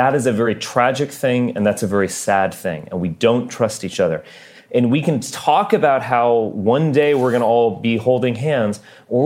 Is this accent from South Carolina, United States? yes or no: no; Texas, United States; also born or lived in Massachusetts; I was born in Massachusetts. I grew up in Texas.